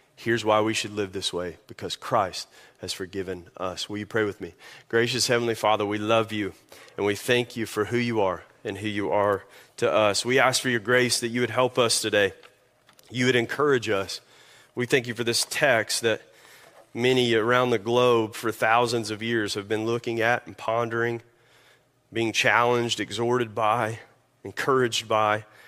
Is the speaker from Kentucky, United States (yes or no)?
yes; Kentucky, United States; moved away; I'm made in Kentucky.